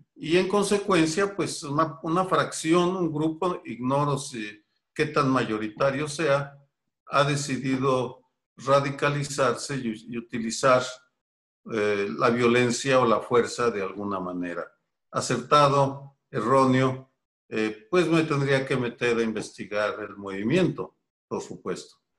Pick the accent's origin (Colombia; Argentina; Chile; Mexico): Mexico; Guadalajara, Jalisco; moved away as an adult; also born or lived in Mexico City; yo crecí en Guadalajara, me involucré en política estudiantil en mi ciudad natal